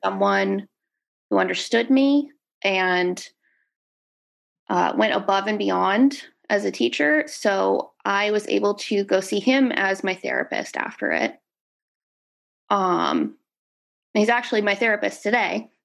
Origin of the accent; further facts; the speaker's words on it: Dallas, Texas, United States; I am from Dallas, Texas.